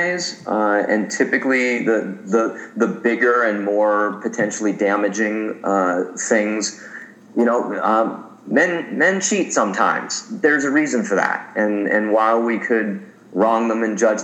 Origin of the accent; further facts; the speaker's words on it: Santa Monica, California, United States; my hometown of Santa Monica